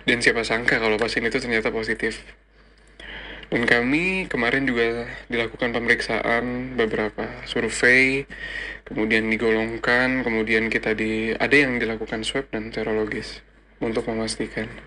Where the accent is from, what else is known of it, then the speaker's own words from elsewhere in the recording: Bekasi, West Java, Indonesia; now in Malang, Indonesia; Ya, gue asal Bekasi, tapi sekarang gue sekarang menjalani tugas di Rumah Sakit Saiful Anwar Malang sebagai dokter muda atau koas.